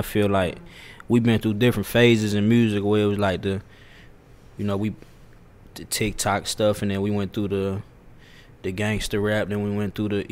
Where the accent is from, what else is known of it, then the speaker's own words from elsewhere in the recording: Atlanta, Georgia, United States; Born and raised in Atlanta, Georgia, from East Atlanta, to be specific